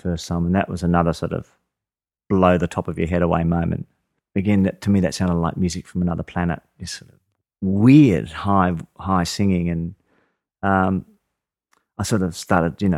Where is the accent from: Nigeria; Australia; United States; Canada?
Australia; Adelaide, South Australia; I grew up in Adelaide.